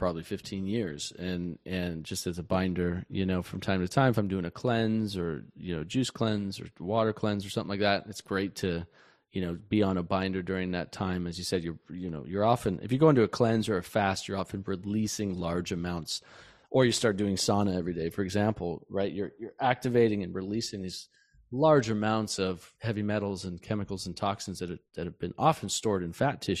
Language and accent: English; Montana, United States; I grew up in Montana